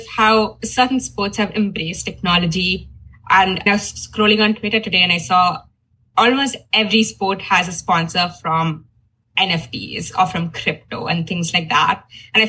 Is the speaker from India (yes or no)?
yes; India; moved away as an adult; now in Boston, United States; I'm originally from India, and I only moved here in the past 2 years